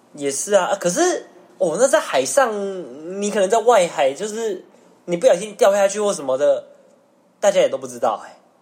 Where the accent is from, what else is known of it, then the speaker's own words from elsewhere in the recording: Taiwan; 我们一般台湾人